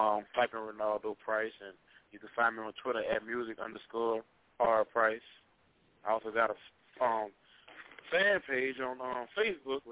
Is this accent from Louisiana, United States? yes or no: yes; Baton Rouge, Louisiana, United States; I'm from Louisiana, but I just I got a New York cell phone. I'm actually from Louisiana